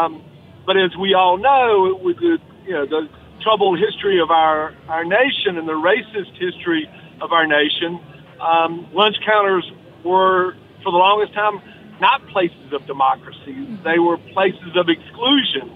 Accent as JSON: {"language": "English", "region": "the South", "country": "United States", "said": "a Southerner"}